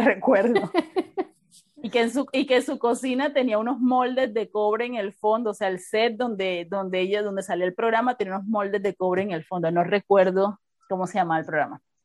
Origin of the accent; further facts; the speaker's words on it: Barranquilla, Atlántico, Colombia; barranquillera, nacida en Barranquilla